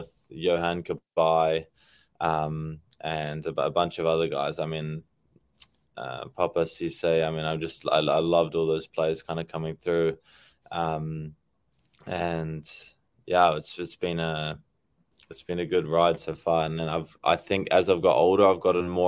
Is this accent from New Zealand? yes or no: yes; New Zealand; moved away; also born or lived in South Africa; when I was young, growing up in New Zealand originally